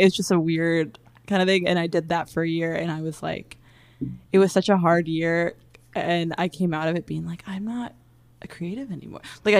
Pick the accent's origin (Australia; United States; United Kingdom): United States; Virginia; I'm from Virginia.